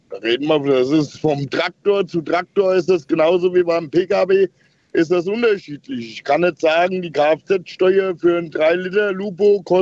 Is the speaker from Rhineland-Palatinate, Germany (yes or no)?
yes; Rhineland-Palatinate, Germany; Ich komme von der Hofstelle aus Rheinland-Pfalz ursprünglich, wo ich zusehen musste, wie mein Großvater ähm, Geld dafür gekriegt hat, dass er aufhört zu melden.